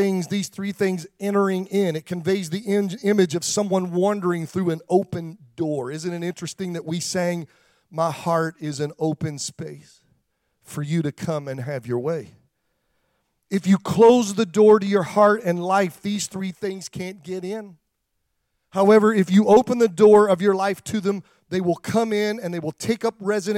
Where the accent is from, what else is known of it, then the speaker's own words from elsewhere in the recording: Pennsylvania, United States; I grew up around farmers in Pennsylvania